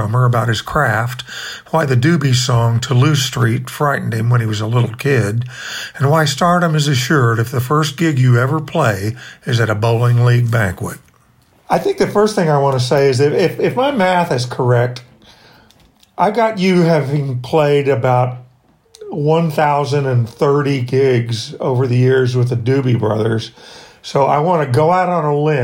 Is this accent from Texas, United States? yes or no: yes; Dallas, Texas, United States; also born or lived in New Orleans; I am from Dallas, although I did live there and spent a lot of time in New Orleans